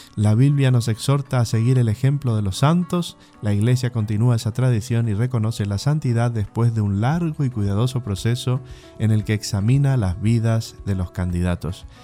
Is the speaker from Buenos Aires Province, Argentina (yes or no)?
no; Bernardo de Irigoyen, Misiones, Argentina; moved away; mi pueblo, la Argentina, Bernardo Irigoyen Misiones, a mis padres, a mis hermanos, a mis familiares que ahí están